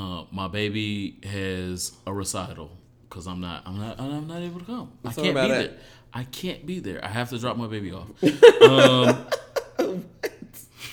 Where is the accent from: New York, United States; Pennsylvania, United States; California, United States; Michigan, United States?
Michigan, United States; Detroit; also born or lived in Dallas / Dominican Republic; And I'm from Detroit, by the way of Dallas, by the way of Dominican Republic.